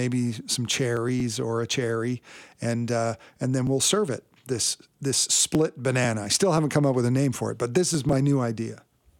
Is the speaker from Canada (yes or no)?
yes; Richmond, British Columbia, Canada; I grew up in Richmond, BC, not too far from, I think, the very first McDonald's in Canada.